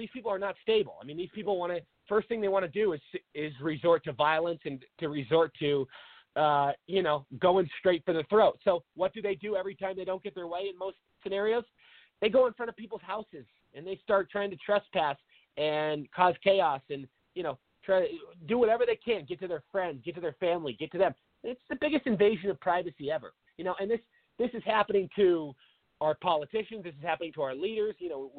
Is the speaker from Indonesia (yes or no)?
no; Seattle, Washington, United States; moved away as an adult; now in Arizona, United States; everybody knows I'm from Seattle. I grew up there, moved down to Arizona about 8 years ago.